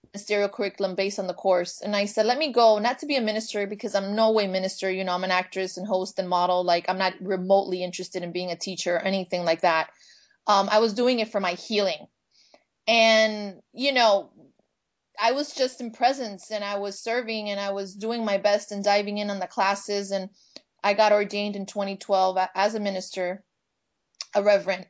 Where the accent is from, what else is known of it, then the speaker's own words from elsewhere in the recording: Miami, Florida, United States; now in Los Angeles, United States; I'm from Miami. And I am Cuban American